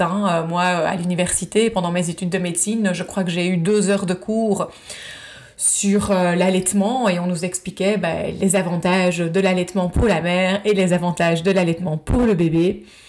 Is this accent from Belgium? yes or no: yes; Belgium; moved away as an adult; now in United States; je suis belge, je vis aux États-Unis depuis maintenant presque 7 ans